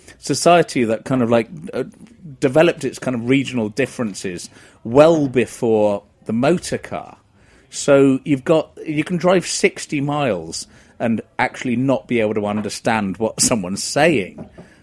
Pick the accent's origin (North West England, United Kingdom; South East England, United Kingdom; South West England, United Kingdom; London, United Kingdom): South West England, United Kingdom; Wessex; accent: soft southerner; moved away as an adult; also born or lived in Burton-on-Trent; now in United States; I'm from Wessex, I suppose.